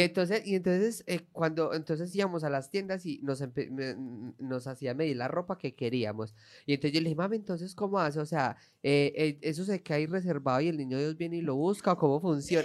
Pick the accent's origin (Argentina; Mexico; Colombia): Colombia; now in Spain